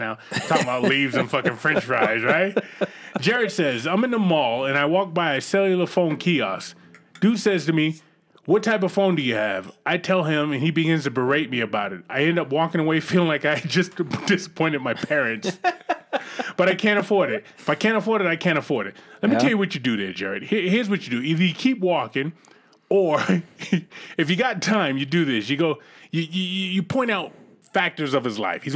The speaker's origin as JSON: {"language": "English", "town": "Boston", "region": "Massachusetts", "country": "United States", "tie": "born or raised there", "said": "when I grew up in Boston"}